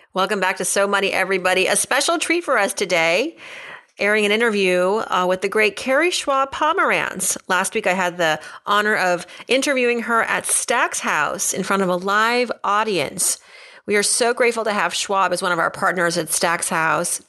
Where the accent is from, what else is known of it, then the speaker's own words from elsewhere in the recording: New York City, New York, United States; I'm from Brooklyn.